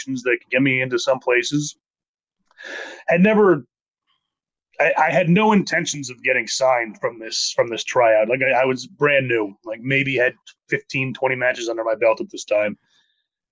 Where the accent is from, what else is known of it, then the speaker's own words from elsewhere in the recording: New Windsor, New York, United States; my hometown in New Windsor, New York